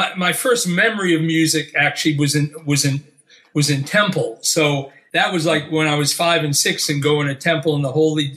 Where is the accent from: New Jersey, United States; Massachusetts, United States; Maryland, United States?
Massachusetts, United States; Boston; moved away; also born or lived in New York; I grew up in Boston and grew up in the, you know, like I was in high school in the '70s